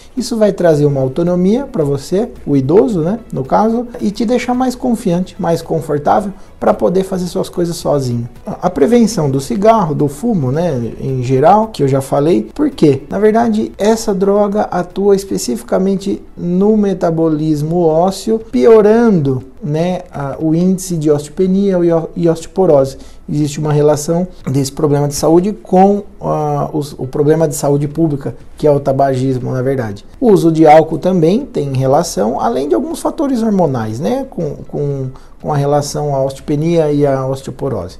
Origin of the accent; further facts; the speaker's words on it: Brazil